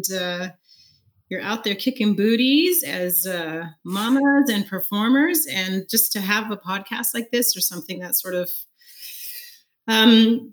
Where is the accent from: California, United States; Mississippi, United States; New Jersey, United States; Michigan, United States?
California, United States; Fresno; moved away as an adult; also born or lived in New York; I moved from Fresno, California, all the way to New York to go to college.